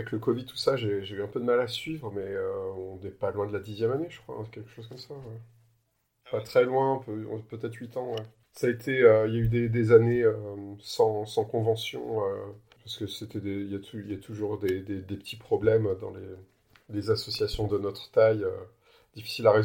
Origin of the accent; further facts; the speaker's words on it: Lyon, Auvergne-Rhône-Alpes, France; je suis bien de Lyon